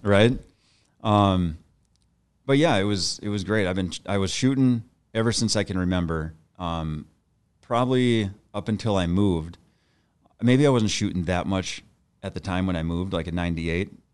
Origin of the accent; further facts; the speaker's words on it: Bismarck, North Dakota, United States; moved away as an adult; now in Saint Paul, United States; I grew up in Bismarck, North Dakota, and, uh, then I moved to, uh, Saint Paul, Minnesota in nineteen ninety-eight